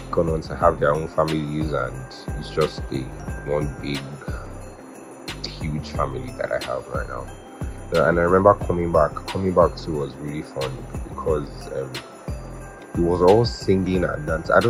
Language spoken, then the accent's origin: English; Oyo, Nigeria; we went to Oyo to visit other family. That's Oyo town. That's my hometown.